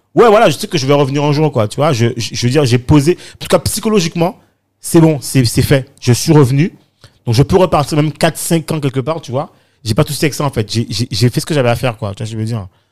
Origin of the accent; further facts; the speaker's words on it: Guadeloupe; moved away; also born or lived in London, United Kingdom / Bedford, United Kingdom / Paris, France; quand je suis parti de, de la Guadeloupe, enfin des Antilles, hein, enfin de la Caraïbe